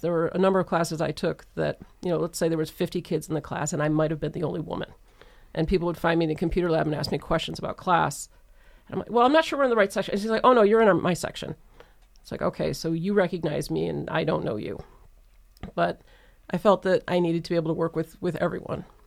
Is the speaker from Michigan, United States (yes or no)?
yes; Detroit, Michigan, United States; I grew up in the Metro Detroit area